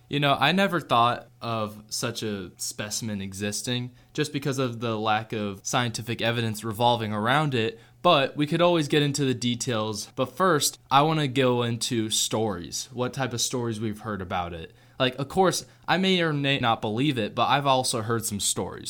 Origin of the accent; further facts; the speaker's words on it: Seattle, Washington, United States; I was born in Washington State. I was born in Seattle